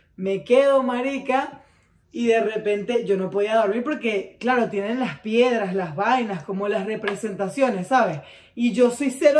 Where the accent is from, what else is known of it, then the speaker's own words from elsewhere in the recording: Caracas, Capital District, Venezuela; yo soy caraqueña